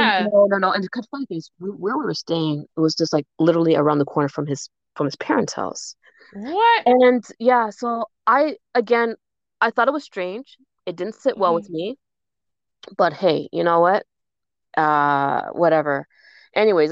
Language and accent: English; Jamaica; I'm Jamaican